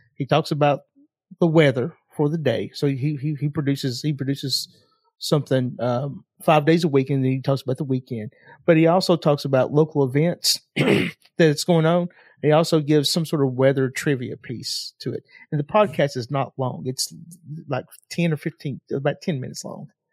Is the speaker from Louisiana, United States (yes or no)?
no; Knoxville, Tennessee, United States; I'm from Knoxville, Tennessee